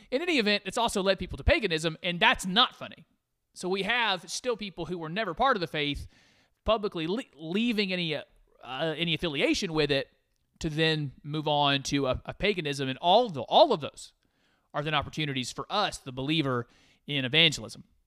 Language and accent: English; United States; I'm an American